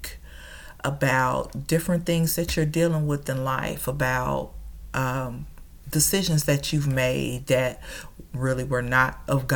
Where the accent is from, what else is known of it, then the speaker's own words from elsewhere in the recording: Chicago, Illinois, United States; now in Dallas, United States; I'm originally from Chicago